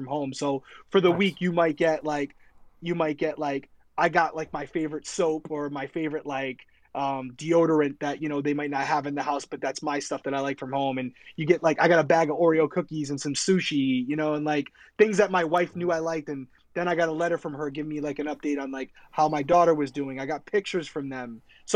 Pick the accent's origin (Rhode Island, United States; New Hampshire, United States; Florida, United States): Rhode Island, United States; I was from Rhode Island